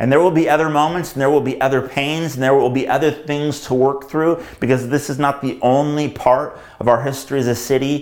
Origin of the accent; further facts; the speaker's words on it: United States; growing up in America